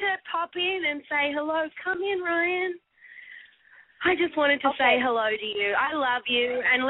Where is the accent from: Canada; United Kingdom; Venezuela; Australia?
Australia